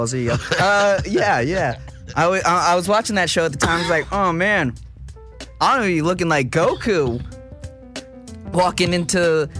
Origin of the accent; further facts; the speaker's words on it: upstate New York, United States; moved away; I'm from upstate New York, brother.